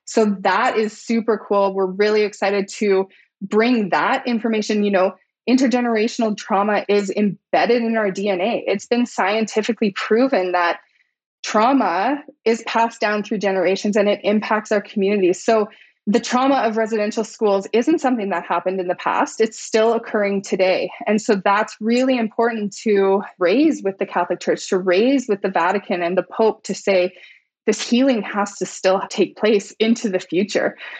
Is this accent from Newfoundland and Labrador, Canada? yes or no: no; British Columbia, Canada; moved away; I was born and raised in British Columbia